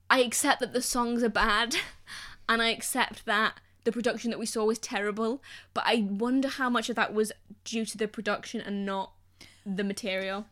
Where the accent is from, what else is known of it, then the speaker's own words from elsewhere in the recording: the Northwest, North West England, United Kingdom; I'm from the Northwest